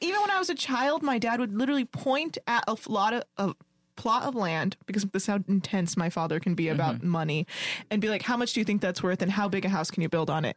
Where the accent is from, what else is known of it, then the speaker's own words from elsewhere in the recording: United States; I was raised in America and I am American